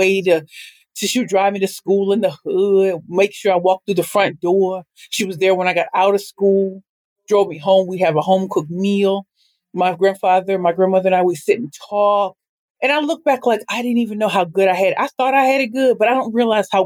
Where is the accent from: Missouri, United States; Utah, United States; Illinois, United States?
Missouri, United States; St. Louis; I am from St. Louis, Missouri.